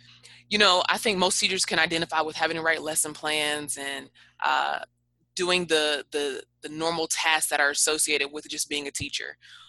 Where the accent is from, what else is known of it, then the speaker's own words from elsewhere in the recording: the South, United States; because I'm from the South and I'm, you know, in that whole that whole era where we say like way too much